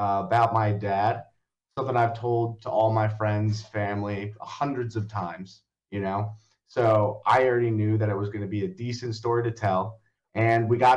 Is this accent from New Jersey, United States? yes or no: yes; Long Valley, New Jersey, United States; also born or lived in Hoboken, New Jersey; I grew up in Long Valley, New Jersey, which if anyone doesn't know where that is, it's in Morris County, right up against the Pennsylvania border